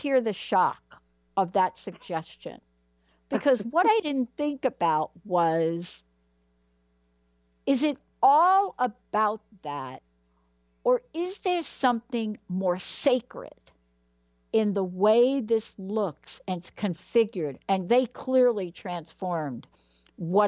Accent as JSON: {"language": "English", "town": "New York City", "region": "New York", "country": "United States", "tie": "born or raised there", "also_born_or_lived": "New Jersey", "moved": "yes", "lives_now": "Pacific Northwest, United States", "said": "I was born in the Bronx, right? Everything is cement."}